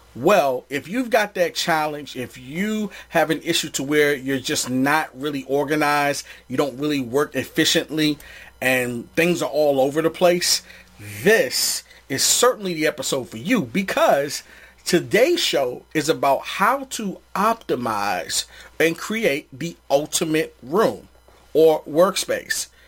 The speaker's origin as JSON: {"language": "English", "region": "East Coast", "country": "United States", "also_born_or_lived": "Los Angeles", "said": "I'm from the East"}